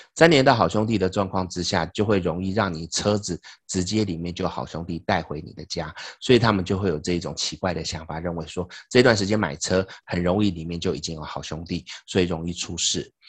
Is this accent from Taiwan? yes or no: yes; Taiwan; 我们台湾人